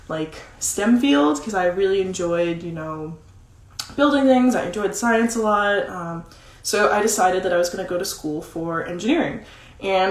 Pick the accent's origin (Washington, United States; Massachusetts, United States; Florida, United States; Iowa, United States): Massachusetts, United States; moved away as an adult; also born or lived in Vermont; now in Nashville, United States; I grew up in Massachusetts